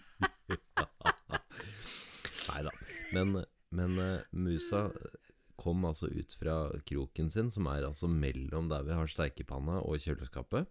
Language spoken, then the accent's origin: Norwegian; Jarfjord, Finnmark, Norway; moved away; Jarfjord som mm. er mitt hjerte nærmest, da. Ja. Uansett. Det er det stedet jeg alltid har følt meg hjemme, uansett hvor jeg har bodd